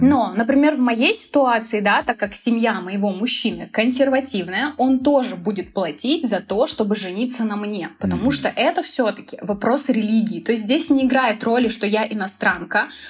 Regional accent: Volgograd, Volgograd Oblast, Russia; also born or lived in Moscow / Sochi; now in Istanbul, Turkey; Я вообще родом из Волгограда, потом я жила в Москве, потом я переехала в Сочи

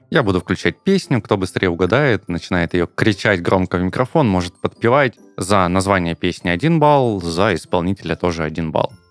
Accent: Krasnodar, Krasnodar Krai, Russia; я из Краснодара

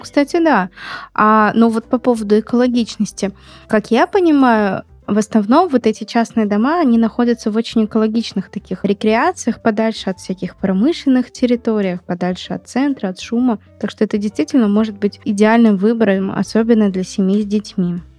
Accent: Magnitogorsk, Chelyabinsk Oblast, Russia; в Магнитогорске, откуда я родом

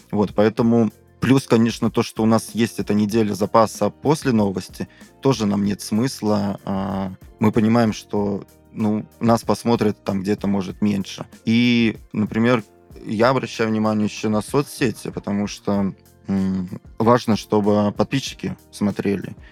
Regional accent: Kursk, Kursk Oblast, Russia; moved away; в моем родном городе Курске

